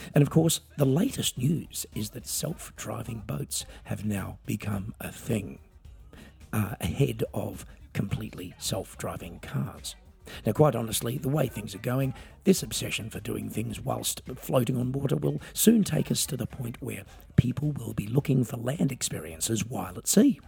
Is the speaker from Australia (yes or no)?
yes; Australia; I'm an Australian singer songwriter